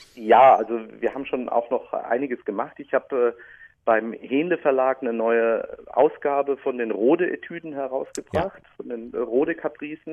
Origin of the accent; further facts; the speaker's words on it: Speyer, Rhineland-Palatinate, Germany; accent: Palatinate (pfälzisch); also born or lived in Münster; Ich bin also waschechter Pfälzer. Ich bin Speyerer